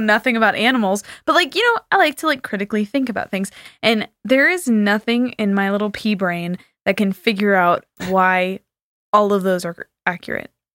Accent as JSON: {"language": "English", "region": "California", "country": "United States", "said": "I'm from California and there's no snow there"}